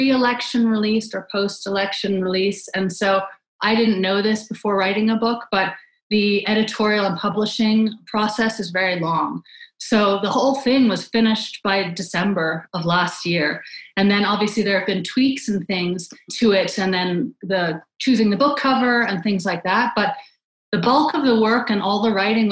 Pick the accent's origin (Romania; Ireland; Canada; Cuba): Canada; I grew up in Canada